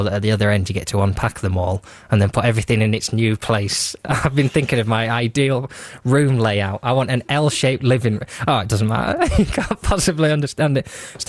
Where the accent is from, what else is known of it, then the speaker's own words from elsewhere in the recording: North West England, United Kingdom; I grew up in Lancashire, they used to say, instead of bottle, they used to say bockle.